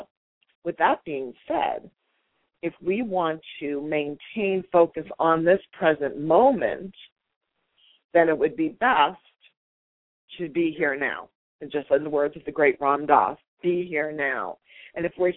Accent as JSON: {"language": "English", "region": "New York", "country": "United States", "said": "I am a good old New York Italian girl"}